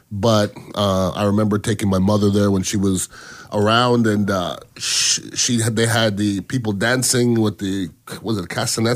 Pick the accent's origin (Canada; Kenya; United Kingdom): Canada; Montreal, Quebec; now in Tampa, United States; I come from Montreal, Canada